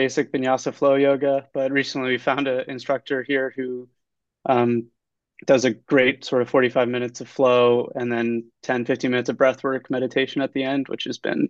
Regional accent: Washington, District of Columbia, United States; moved away as an adult; also born or lived in Boston; So I'm from Washington, D.C. Grew up there, landlocked, except for the Potomac River, for most of my youth life, and then moved to Boston for college.

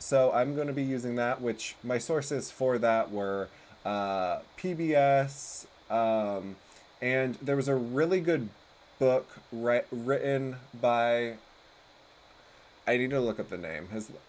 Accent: United States; being American

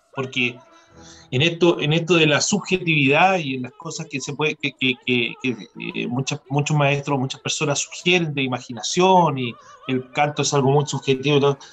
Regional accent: Chile; moved away; siendo un chileno

